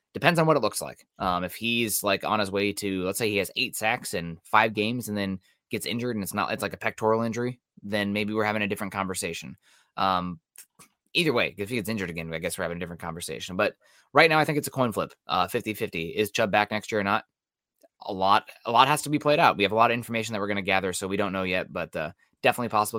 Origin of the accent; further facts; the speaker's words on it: southern Iowa, United States; also born or lived in Missouri; I'm from a little further south there, southern Iowa